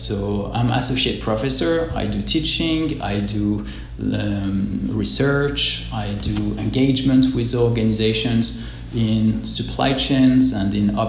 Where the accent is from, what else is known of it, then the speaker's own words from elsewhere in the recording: Nice, Provence-Alpes-Côte d'Azur, France; accent: French; English is a second language; moved away as an adult; also born or lived in Manchester, United Kingdom; now in Auckland, New Zealand; So I'm French originally. I grew up in Nice in the south of France. I've spent the last 15, 16 years actually in the UK, in Manchester for most of it. 3 months ago, we relocated to New Zealand, to Auckland.